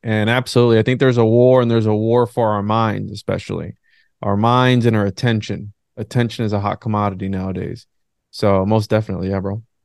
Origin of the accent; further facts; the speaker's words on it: Florida, United States; also born or lived in Bayamón, Puerto Rico; I was there till about seven or eight years old, then I came over to Florida